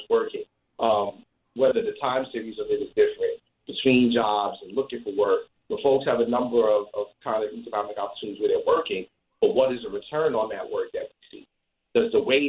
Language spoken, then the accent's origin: English; New York City, New York, United States; I'm born and raised in the Bronx